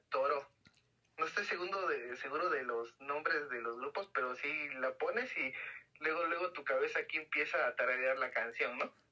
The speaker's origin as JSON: {"language": "Spanish", "country": "Mexico", "said": "como mexicanos estamos muy arraigados a esa cultura"}